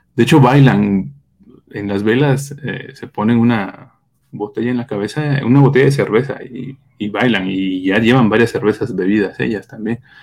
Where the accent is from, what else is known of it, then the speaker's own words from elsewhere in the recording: Oaxaca, Mexico; no del istmo, pero sí, soy también oaxaqueño